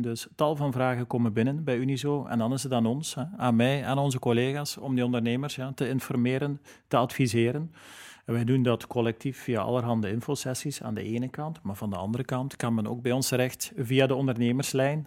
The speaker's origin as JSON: {"language": "Dutch", "region": "Flanders", "country": "Belgium", "said": "als Vlaming en als Belg"}